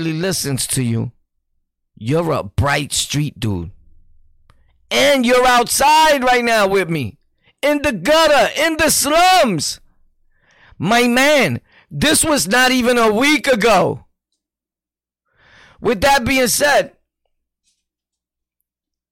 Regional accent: New York City, New York, United States; I was born and raised in Sunset? Sunset. A.K.A. Gunset.

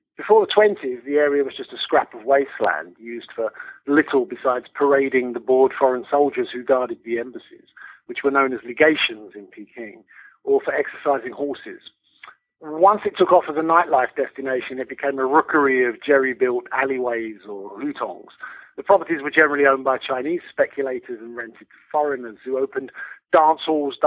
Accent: United Kingdom; moved away as an adult; now in China; I've lived in China as a Brit. I've lived in China for over 20 years now

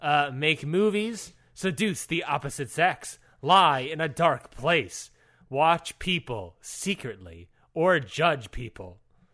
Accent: Maryland, United States; Luckily, I grew up in Maryland.

